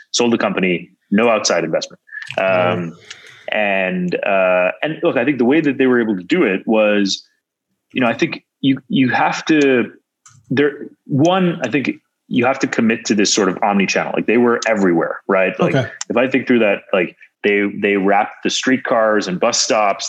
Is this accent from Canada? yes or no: yes; Canada; moved away as an adult; also born or lived in Waterloo, Ontario / Silicon Valley; as an outsider, as a Canadian to Silicon Valley